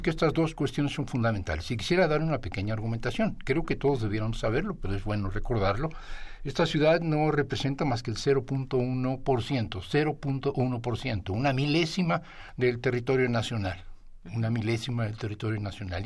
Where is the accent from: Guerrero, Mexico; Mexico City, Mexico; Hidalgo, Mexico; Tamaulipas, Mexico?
Mexico City, Mexico; como chilango, como ciudadano y, como habitante de esta ciudad